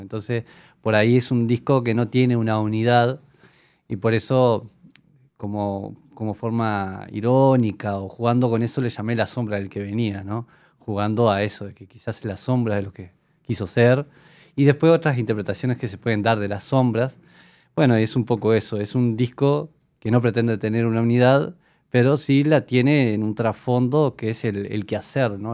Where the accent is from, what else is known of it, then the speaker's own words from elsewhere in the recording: Young, Río Negro, Uruguay; moved away as an adult; also born or lived in Bellaco; now in Montevideo, Uruguay; Pero nací en Jung, toda mi niñez y mi adolescencia fue de Jung